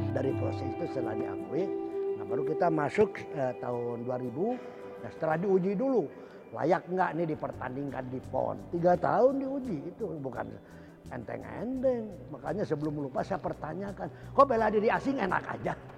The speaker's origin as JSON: {"language": "Indonesian", "town": "Bandung", "region": "West Java", "country": "Indonesia", "tie": "born or raised there", "said": "saya waktu hidup masa kecil di Tegalega"}